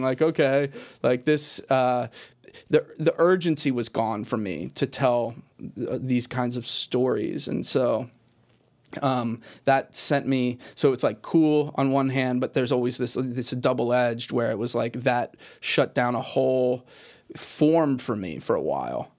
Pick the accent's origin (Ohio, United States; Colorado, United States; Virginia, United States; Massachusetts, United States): Virginia, United States; Richmond; I grew up in Richmond, Virginia, in kind of a southern inflected, you know, h, house and place